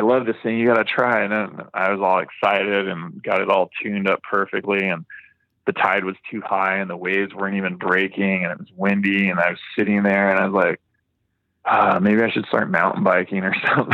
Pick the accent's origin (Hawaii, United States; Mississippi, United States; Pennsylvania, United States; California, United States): Hawaii, United States; I grew up surfing in Hawaii